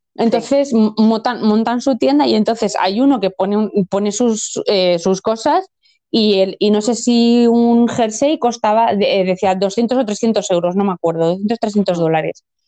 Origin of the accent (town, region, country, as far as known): Spain